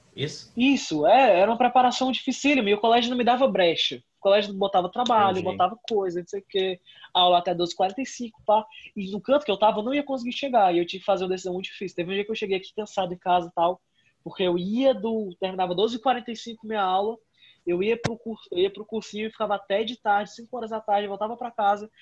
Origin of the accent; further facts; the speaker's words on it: Fortaleza, Ceará, Brazil; Eu fui para o Master, que é outro colégio aqui de Fortaleza